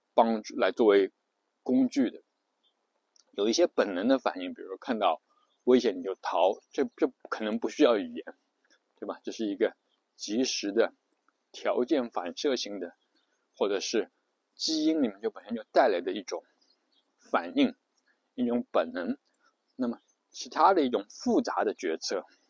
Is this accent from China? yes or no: yes; China; 比如我们中国人就会觉得中文是世界上最美的语言